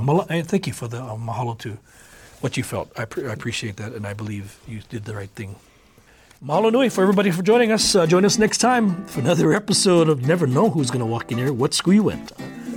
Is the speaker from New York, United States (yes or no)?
no; Oahu, Hawaii, United States; also born or lived in Kauai; I was born and raised here in Oahu